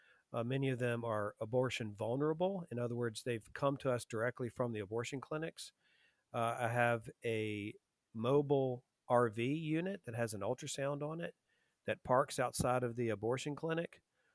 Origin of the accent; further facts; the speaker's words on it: Lynchburg, Virginia, United States; So, I was raised in Lynchburg, Virginia. Lynchburg, Virginia is most famous for Liberty University, Jerry Falwell. So that's where most people have heard of it. Very, church-going town, very Christian town. I was raised Presbyterian in a very pro-life church.